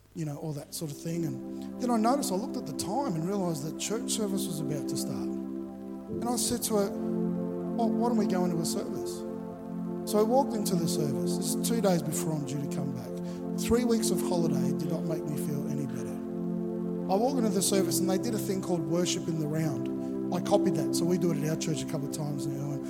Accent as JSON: {"language": "English", "town": "Melbourne", "region": "Victoria", "country": "Australia", "tie": "born or raised there", "moved": "yes", "lives_now": "Gold Coast, Australia", "said": "I grew up in Melbourne"}